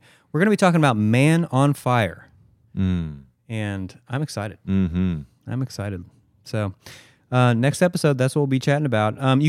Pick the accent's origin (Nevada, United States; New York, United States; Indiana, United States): Indiana, United States; Indianapolis; Yeah, northeast side of Indy.